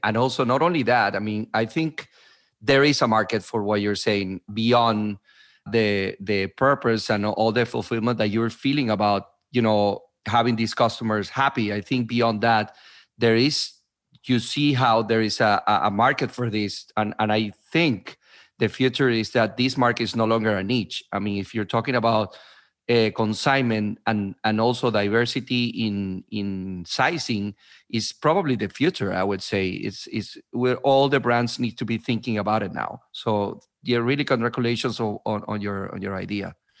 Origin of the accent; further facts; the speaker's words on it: Venezuela; also born or lived in New York / New Jersey; now in United States; I am originally from Venezuela, but I've been in, in New York, New Jersey, in different places for 16, 17 years now.